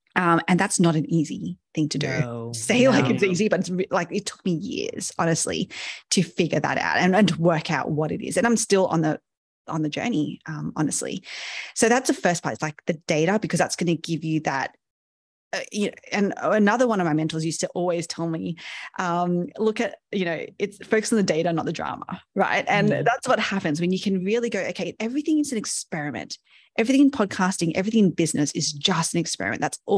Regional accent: Sydney, New South Wales, Australia; I'm Asian by, you know, birth and not so much upbringing. I was brought up in Sydney in Australia, so a Western culture

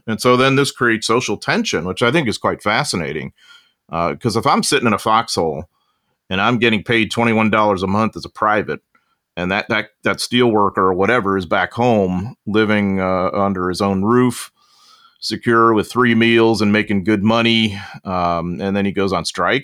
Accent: United States; as an American and a U S historian

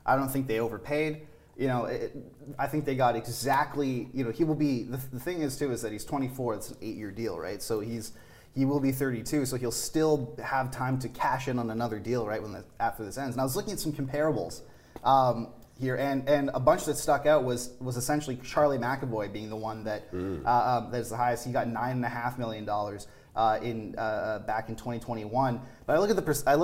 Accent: Canada; we're Canadian

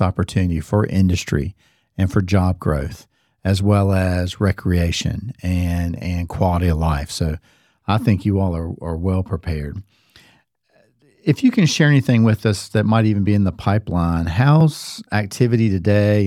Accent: Cary, North Carolina, United States; I grew up in Cary, And again, over my fifty-five years of being here, Carrie has changed.

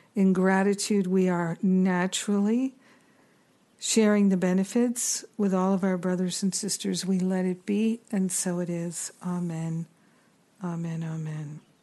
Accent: United States; as an American

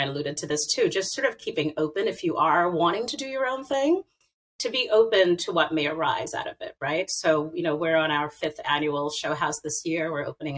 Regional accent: Haiti; also born or lived in Brooklyn; now in Kingston, United States; I'm from Haiti

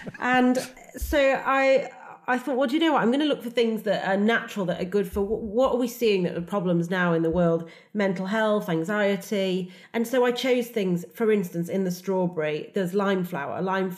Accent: United Kingdom; And I'm all about being British, all about what we can grow here and the very much the best of British.

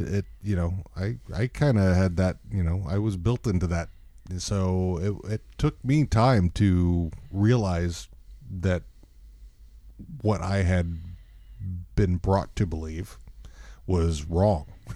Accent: Texas, United States; moved away; coming from Texas in the time that I came from Texas

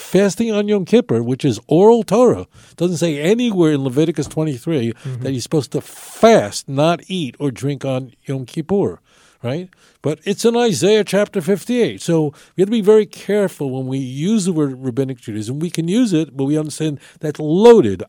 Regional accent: New York City, New York, United States; Growing up in New York, seeing uh, it was ubiquitous to see people walking around me who had numbers on their arms

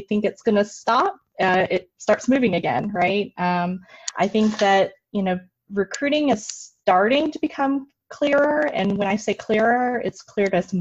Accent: Nashville, Tennessee, United States; accent: twang; also born or lived in Northfield, Minnesota / Iowa; now in California, United States; I grew up and born and raised in Nashville, Tennessee. If you listen closely, you'll hear a little bit of a twang probably with my vowels

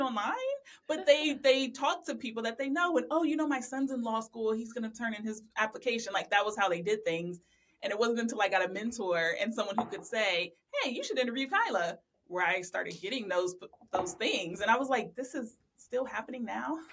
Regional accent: Ohio, United States; also born or lived in Louisiana; I'm from Ohio and we have nine law schools here

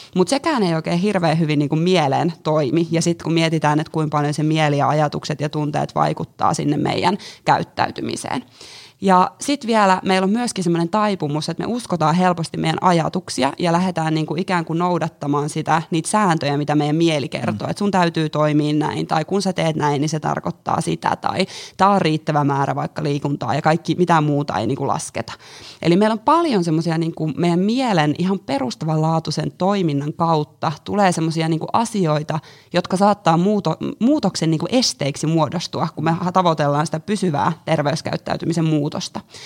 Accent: Jyväskylä, Central Finland, Finland; moved away as an adult; now in Helsinki, Finland; mä oon Jyväskylästä lähtöisin niin sanotusti ja tullut tänne Helsinkiin nyt sitten tuossa viime vuoden loppupuolella

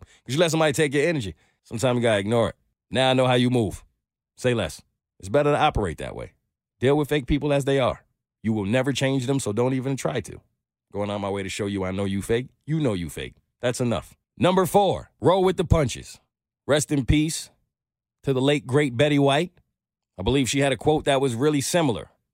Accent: New York City, New York, United States; I grew up in New York City

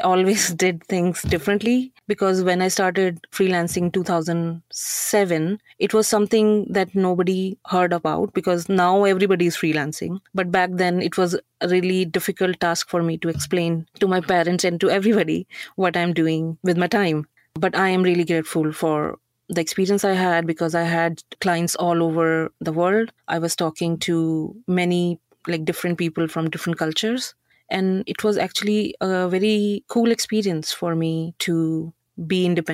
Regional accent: Yamunanagar, Haryana, India; moved away as an adult; also born or lived in Mumbai, India; now in Canada; I came from Haryana, Yamunanagar. Jagadri is a, what do you call it, twin city. We are actually from the village near Jagadri

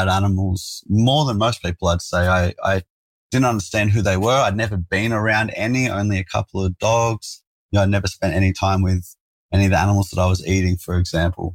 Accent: Sydney, New South Wales, Australia; I grew up in South Sydney, man, a place called Engadine. So in the burbs.

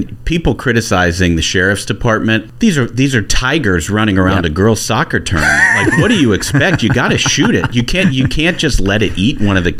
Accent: Cincinnati, Ohio, United States; it's always great to talk to a fellow Ohioan. I'm from the Cincinnati area.

